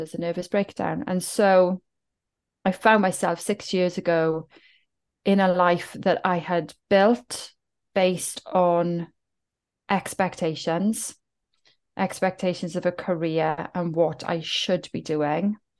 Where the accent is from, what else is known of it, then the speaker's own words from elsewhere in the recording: Cwmbach, Wales, United Kingdom; accent: Welsh; I'm from South Wales, I'm from the Welsh Valleys. There, there is a heritage of being working class, being the underdog. And I come from a little village called Cwmbach